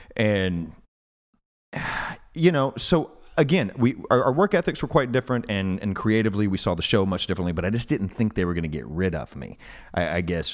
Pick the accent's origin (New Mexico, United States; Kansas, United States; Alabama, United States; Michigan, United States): Alabama, United States; moved away